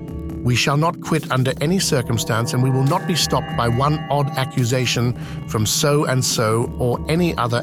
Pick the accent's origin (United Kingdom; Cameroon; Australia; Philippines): United Kingdom; As some of you may know, I am British, and I pour my British heart and soul into every last episode of this monthly podcast.